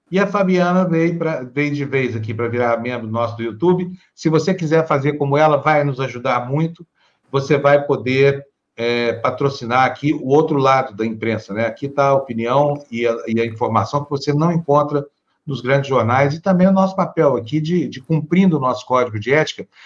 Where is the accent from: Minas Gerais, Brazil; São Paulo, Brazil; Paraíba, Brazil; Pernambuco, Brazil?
Minas Gerais, Brazil; accent: caipira; eu sou caipira lá das Minas Gerais